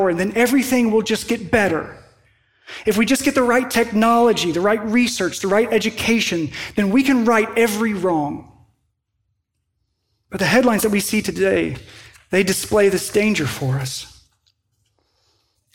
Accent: Western Kentucky, United States; moved away; in my hometown where I grew up in Western Kentucky

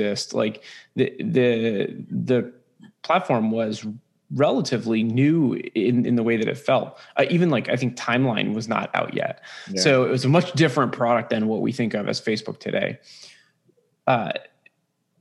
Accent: San Francisco, California, United States; I'm originally from San Francisco. I know that's weird. I'm one of the few. I grew up here

